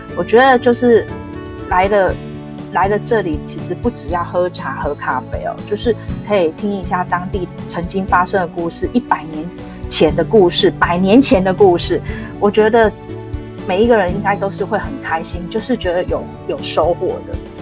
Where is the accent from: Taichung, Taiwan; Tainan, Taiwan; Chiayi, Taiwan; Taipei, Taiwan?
Taipei, Taiwan; 其实我自己是成长在大稻城